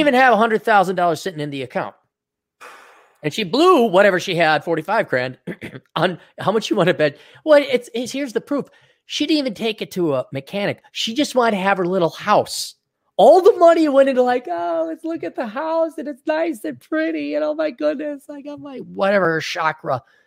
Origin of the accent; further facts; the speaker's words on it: Wisconsin, United States; now in Minnesota, United States; I was born here, but I am not a good Minnesotan, and I'm never gonna be called a Minnesotan. I was brought up in Wisconsin, which isn't that much better